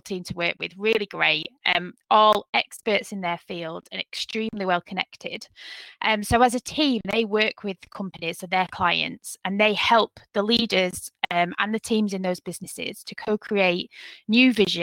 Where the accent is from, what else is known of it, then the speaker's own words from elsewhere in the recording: Manchester, North West England, United Kingdom; moved away as an adult; also born or lived in Huddersfield, West Yorkshire; now in West Yorkshire, United Kingdom; I was born in Manchester and have lived in West Yorkshire since I moved to Huddersfield when I was 18 to go to university there